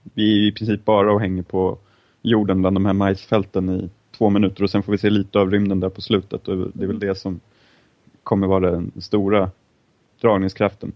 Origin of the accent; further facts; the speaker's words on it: Stockholm, Stockholm County, Sweden; som stolta stockholmare